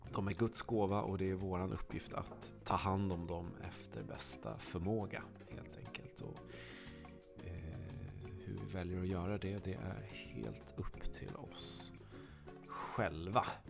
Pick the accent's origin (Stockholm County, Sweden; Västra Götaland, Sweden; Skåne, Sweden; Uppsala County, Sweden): Skåne, Sweden; som skåning